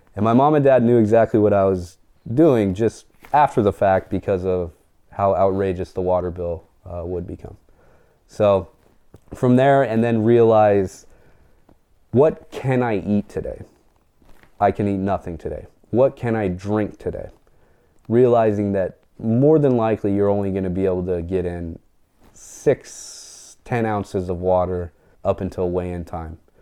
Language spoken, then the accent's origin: English; Montana, United States; I grew up kind of in In southern Montana, we moved to the High Line of, of northern Montana.